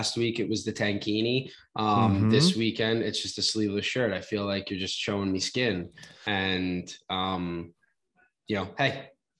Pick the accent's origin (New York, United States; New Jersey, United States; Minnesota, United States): New York, United States; Long Island; I'm from the Northeast, specifically Long Island.